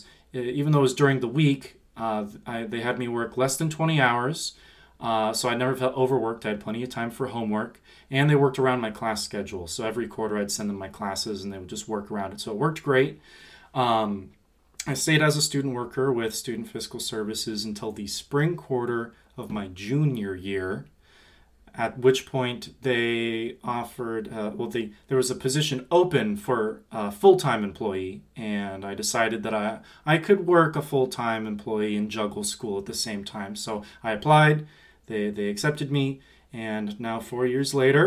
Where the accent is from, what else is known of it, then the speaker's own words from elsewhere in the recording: Seattle, Washington, United States; also born or lived in Colorado; born in Colorado, but family moved to Seattle really quick, and I've been in Seattle my whole life